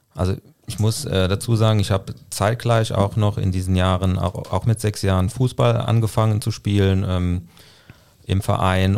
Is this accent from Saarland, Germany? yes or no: yes; Saarland, Germany; ich komme äh, gebürtig aus dem Saarland